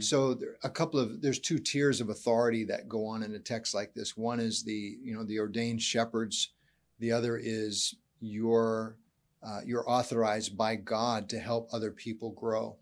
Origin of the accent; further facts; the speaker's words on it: United States; also born or lived in Canada; being an American